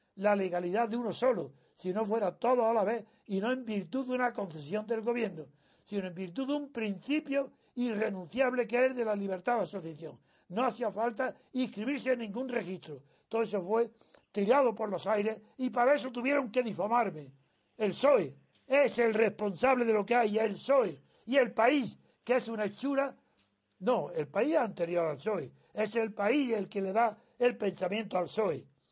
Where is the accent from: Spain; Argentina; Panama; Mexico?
Spain; Andalusia; yo no me siento igual andaluz que español, me siento español, de andaluz eh, yo todavía no sé bien lo que es